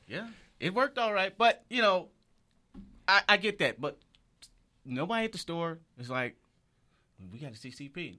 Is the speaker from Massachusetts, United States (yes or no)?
no; Michigan, United States; moved away as an adult; also born or lived in Detroit; now in Los Angeles, United States; I'm from Michigan